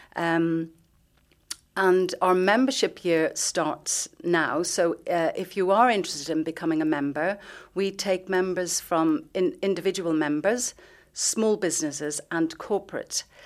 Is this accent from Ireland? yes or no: yes; Dublin, Leinster, Ireland; moved away as an adult; now in Luxembourg; I'm from Dublin